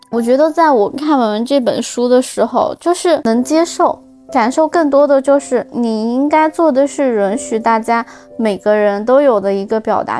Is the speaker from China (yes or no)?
yes; Xinjiang, China; now in Milan, Italy; 我是新疆的嘛